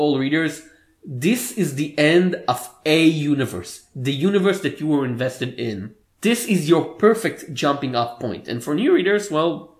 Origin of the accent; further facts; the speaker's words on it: Israel; accent: Hebrew; English is a second language; My Hebrew accent, yes.